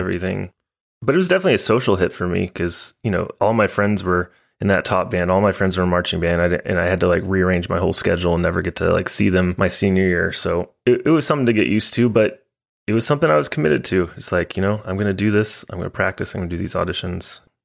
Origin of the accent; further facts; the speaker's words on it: Highland Village, Texas, United States; also born or lived in Denton, Texas / Portland, Maine; I was born in Denton, in Flo Hospital. It's no longer there. Shut her down. And, yeah, you know, I, you know, grew up in Texas most of my life.